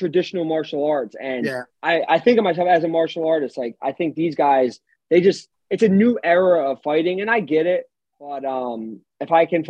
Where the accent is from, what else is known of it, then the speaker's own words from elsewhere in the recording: Philadelphia, Pennsylvania, United States; I was born in Philly. I've never left.